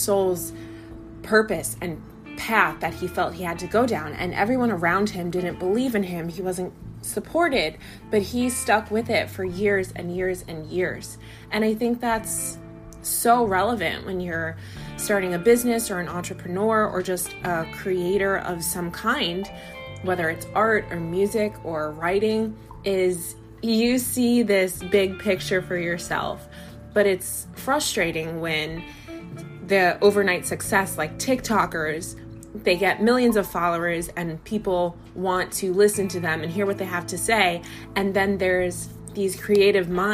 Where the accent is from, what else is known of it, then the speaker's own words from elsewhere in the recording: United States; As an American